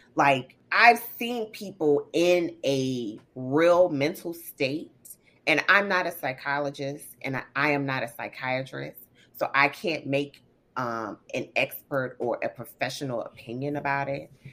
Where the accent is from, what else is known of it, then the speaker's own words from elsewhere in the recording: the South, United States; being raised in the South